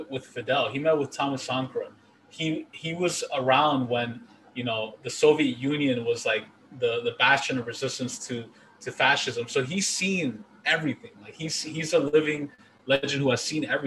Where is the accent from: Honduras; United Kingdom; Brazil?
Honduras; moved away